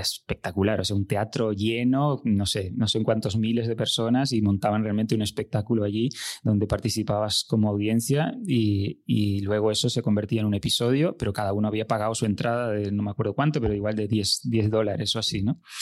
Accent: Uruguay; moved away as an adult; also born or lived in Barcelona; now in Spain; nací en Uruguay, y llevo en España desde 2001, hace unos 20 años

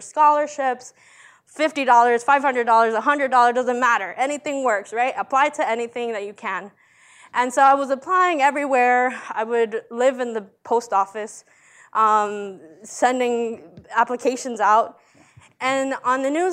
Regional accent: Montgomery County, Maryland, United States; English is a second language; also born or lived in El Salvador; I come from Maryland in Montgomery County

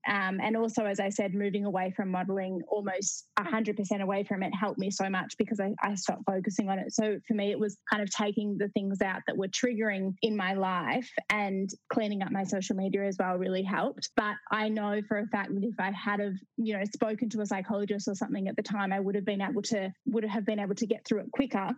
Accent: Melbourne, Victoria, Australia; I grew up in Melbourne, in Australia

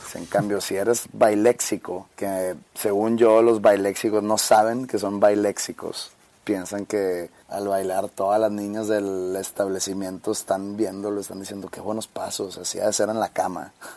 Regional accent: Monterrey, Nuevo León, Mexico; aquí no decimos primo

